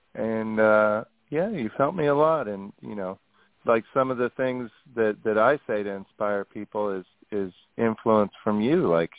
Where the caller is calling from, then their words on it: New York City, New York, United States; New York City.